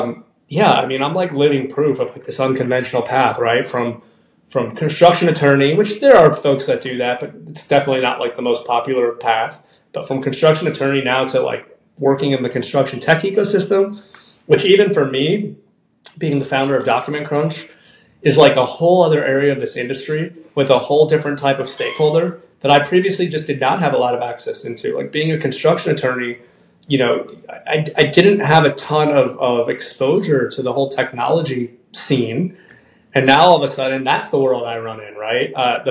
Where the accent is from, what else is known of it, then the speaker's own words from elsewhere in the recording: Miami, Florida, United States; I ended up going to my hometown of Miami, the University of Miami School of Law.